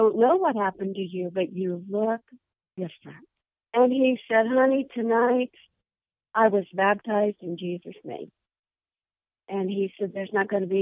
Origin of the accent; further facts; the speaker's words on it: Yorktown, Indiana, United States; also born or lived in Fortville, Indiana; I was raised in Yorktown, Indiana, which is just outside of Muncie